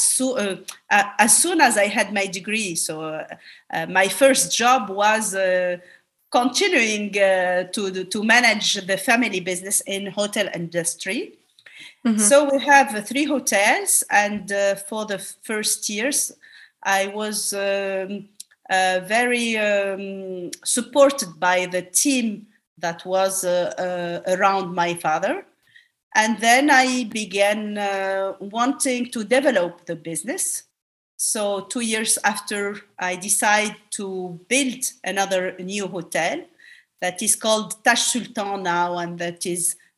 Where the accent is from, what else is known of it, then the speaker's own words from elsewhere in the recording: Tunis, Tunis Governorate, Tunisia; also born or lived in France; I was born in Tunis. I went to a well-known high school. Then after the baccalaureate, I went to France